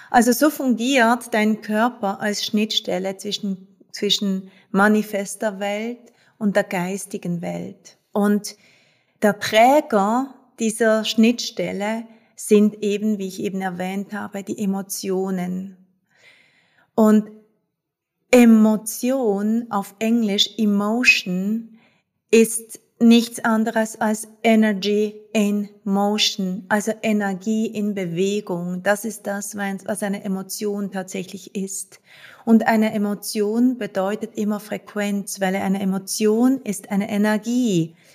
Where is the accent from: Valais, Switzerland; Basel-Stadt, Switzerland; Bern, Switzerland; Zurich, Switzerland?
Basel-Stadt, Switzerland; Basel; ich bin Schweizerin, ich bin in Basel geboren und aufgewachsen